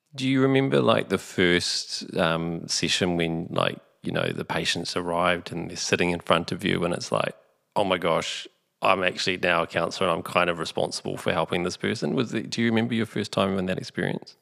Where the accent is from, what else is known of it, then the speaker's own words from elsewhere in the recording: Onehunga, Auckland, New Zealand; growing up in Orniehunga